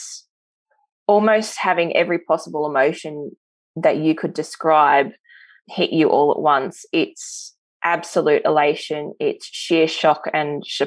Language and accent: English; Middlemount, Queensland, Australia; also born or lived in Blackwater, Queensland; I grew up in a small coal mining town called Middlemount in central Queensland, and I was born in the regional hospital out at Blackwater